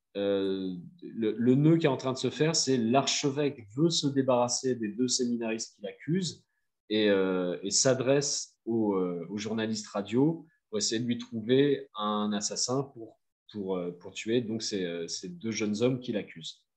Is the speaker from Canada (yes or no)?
no; France; en tant que Français